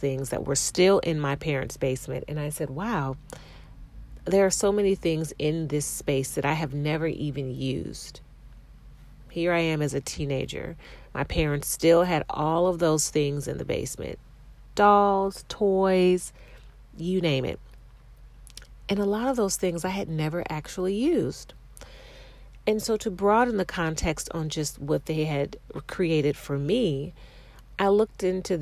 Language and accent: English; Ohio, United States; I grew up in Ohio